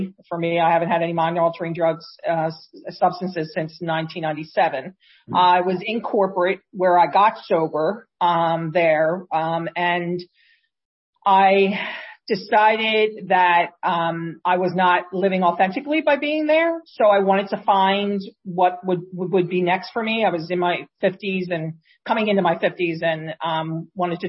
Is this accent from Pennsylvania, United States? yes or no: yes; Philadelphia, Pennsylvania, United States; moved away as an adult; also born or lived in England; now in Chester County, United States; I grew up in Philadelphia. I was there for 31 years